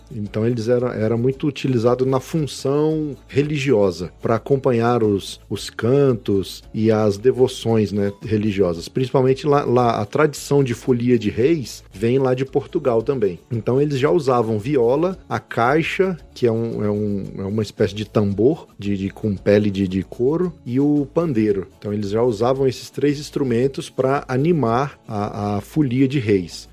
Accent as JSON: {"language": "Portuguese", "town": "Brasília", "region": "Federal District", "country": "Brazil", "tie": "born or raised there", "said": "brasiliense, 41 anos de idade hoje, em 2020, nascido e criado aqui em Brasília"}